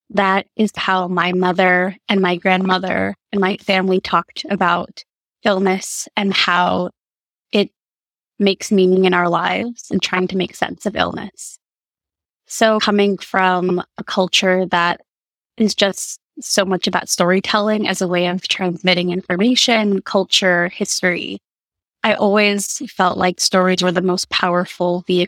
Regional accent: Guatemala; moved away; also born or lived in Rhode Island, United States / Indiana, United States; my mother's from Guatemala, and growing up there throughout my childhood and spending a long period of time during my life

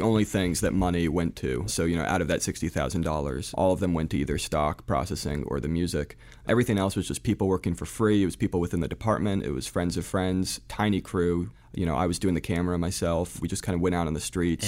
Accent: New Jersey, United States; born or raised there; also born or lived in Providence, Rhode Island / France

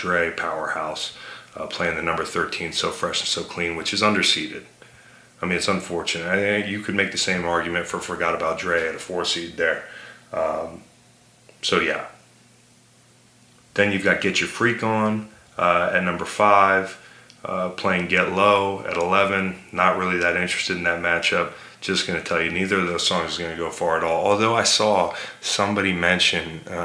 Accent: Virginia, United States; I'm from Virginia

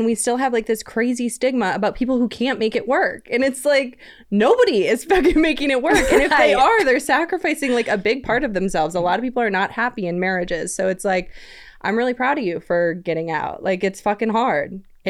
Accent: Wisconsin, United States; So I came from Wisconsin where you can get 6 DUIs before they like call your landline

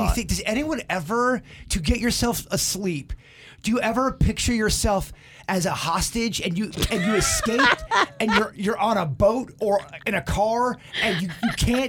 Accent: Lake Park, United States; I grew up in Lake Park.

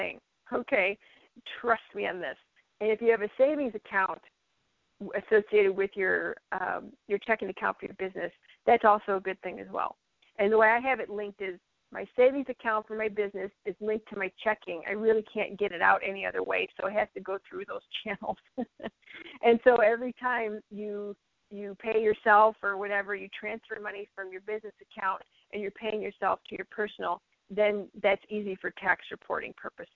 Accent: Illinois, United States; also born or lived in western Minnesota; now in North Dakota, United States; I'm from Illinois and everybody does everything under S corps in Illinois. I move up here to North Dakota in the western side of Minnesota

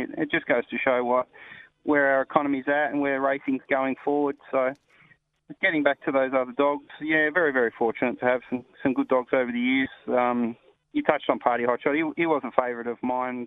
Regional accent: Sydney, New South Wales, Australia; now in Perth, Australia; I grew up in New South Wales playing soccer out in the Western districts

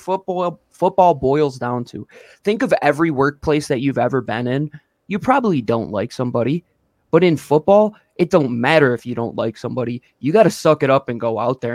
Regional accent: Western New York, United States; I'm an Italian from Western New York

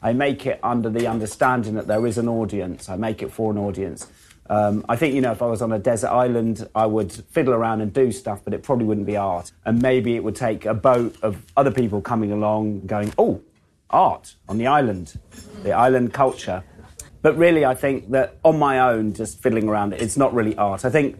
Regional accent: United Kingdom; even if I would paint a painting of a cup of tea, it would be seen through the filter of being a British artist.

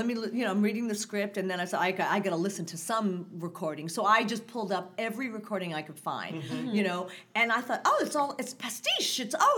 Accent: United States; I'm an American.

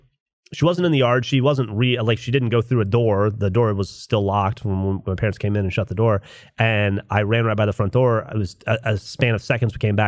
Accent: Florida, United States; Growing up in Florida

